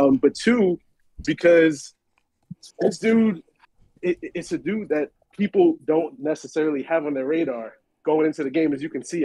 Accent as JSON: {"language": "English", "town": "New York City", "region": "New York", "country": "United States", "said": "I'm repping from Queens"}